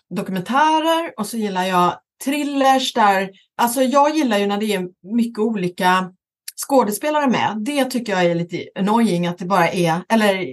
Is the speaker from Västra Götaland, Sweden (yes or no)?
yes; Västra Götaland, Sweden; accent: Gothenburg dialect; now in Stockholm, Sweden; Jag pratar göteborgska då va? Eh, och därför har jag också eh, Johan Gry exempelvis som, eh, och så vidare. Men nu har jag ju bott 30, över 30 år i Stockholm